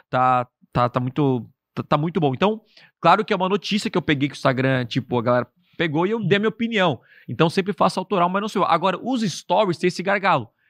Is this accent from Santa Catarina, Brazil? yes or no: yes; Criciúma, Santa Catarina, Brazil; Eu sou de Criciúma.